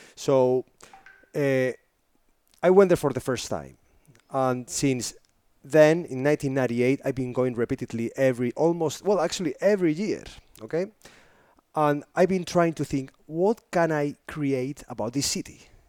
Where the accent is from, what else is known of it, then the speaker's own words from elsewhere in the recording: northern Spain, Spain; English is a second language; moved away; I come from a very little city, northern Spain